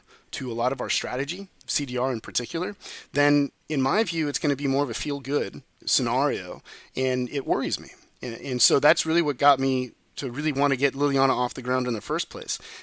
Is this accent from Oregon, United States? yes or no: no; Silicon Valley, California, United States; I was born and raised in Silicon Valley